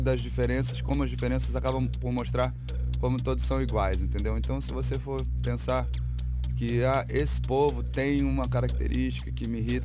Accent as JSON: {"language": "Portuguese", "country": "Brazil", "said": "sou brasileiro"}